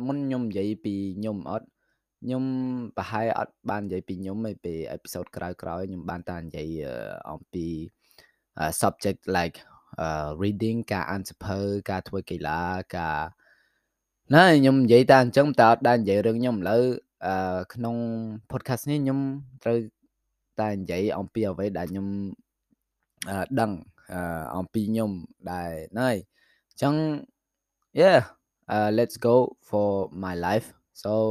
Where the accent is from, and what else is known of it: Phnom Penh, Cambodia; born or raised there; now in France